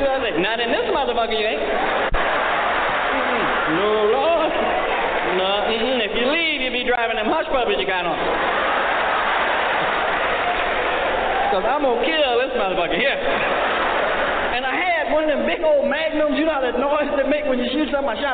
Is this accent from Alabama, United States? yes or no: no; Peoria, Illinois, United States; I'm not a New Yorker. My home's in Peoria, Illinois.